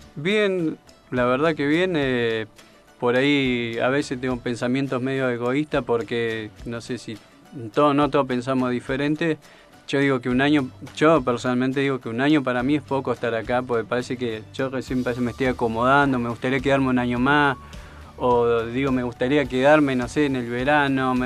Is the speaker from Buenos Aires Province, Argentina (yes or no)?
no; Colón, Entre Ríos, Argentina; moved away; De Entre Río, Colón.